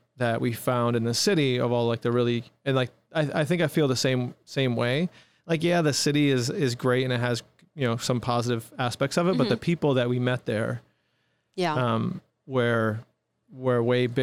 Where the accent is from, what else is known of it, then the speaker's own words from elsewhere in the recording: Utica, New York, United States; also born or lived in Brooklyn, New York; My wife is from Whitesboro, I'm from Utica